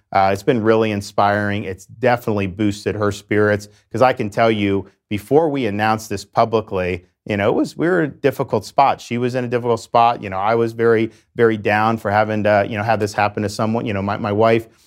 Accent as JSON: {"language": "English", "town": "Dunedin", "region": "Florida", "country": "United States", "tie": "born or raised there", "said": "I grew up in West Central Florida in a town called Dunedin in Pinellas County, the Tampa Bay area"}